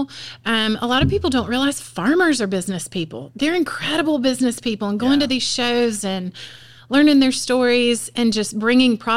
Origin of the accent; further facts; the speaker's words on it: Piedmont, South Carolina, United States; I grew up in Piedmont